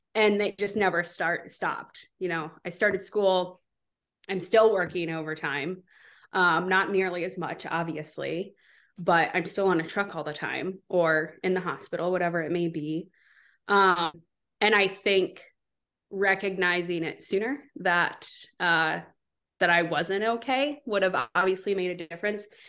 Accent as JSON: {"language": "English", "region": "Southwest Wisconsin", "country": "United States", "tie": "born or raised there", "also_born_or_lived": "Seattle", "moved": "as an adult", "lives_now": "Charleston, United States", "said": "I grew up in Southwest Wisconsin"}